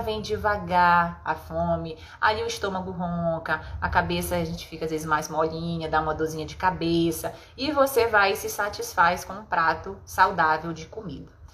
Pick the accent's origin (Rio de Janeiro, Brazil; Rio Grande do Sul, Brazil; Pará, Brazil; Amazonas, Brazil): Pará, Brazil; a gente é paraense